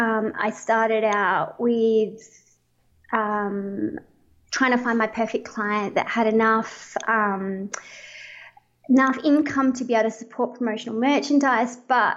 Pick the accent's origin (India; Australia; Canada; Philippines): Australia; moved away as an adult; now in Medellin, Colombia; Well, as you probably can guess, I'm an Aussie. I'm all the way from down under, but there's a little bit of a switch. I am living in Colombia in South America. So right now I'm sitting in Medellin